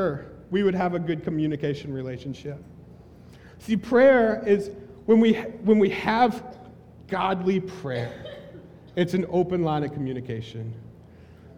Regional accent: the South, Southern United States, United States; accent: southern; moved away; that was my southern accent

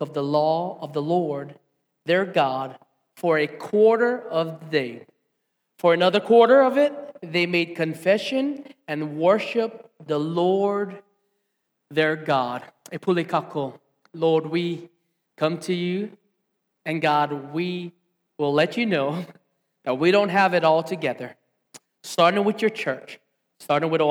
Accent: Hilo, Hawaii, United States; I grew up right here in Hilo Town

